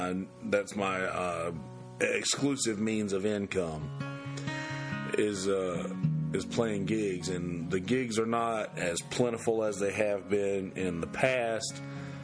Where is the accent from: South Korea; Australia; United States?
United States; Bennettsville, South Carolina; moved away; I used to go to Bennettsville. I used to go back to my hometown to see my grandmother